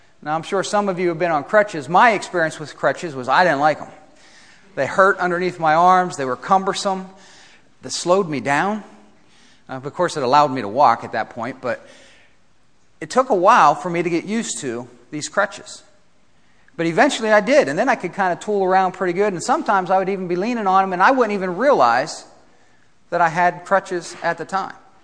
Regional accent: Ohio, United States; I grew up in Ohio

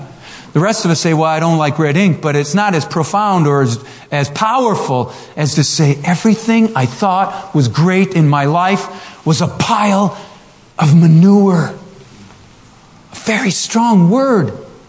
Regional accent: Minnesota, United States; I grew up in Minnesota, not in a Christian home. The last name

